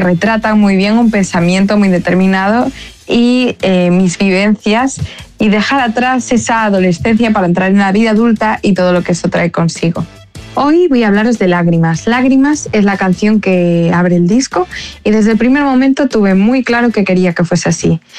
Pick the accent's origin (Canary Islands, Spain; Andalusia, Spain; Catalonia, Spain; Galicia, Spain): Galicia, Spain; Vigo; soy una artista viguesa, una artista de Galicia